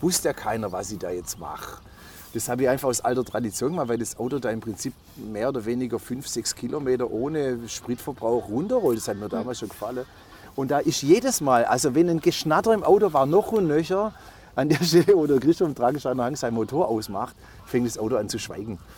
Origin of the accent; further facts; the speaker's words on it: Waiblingen, Baden-Württemberg, Germany; accent: Swabian; also born or lived in Stuttgart; ich stelle ihm meine Heimatstadt vor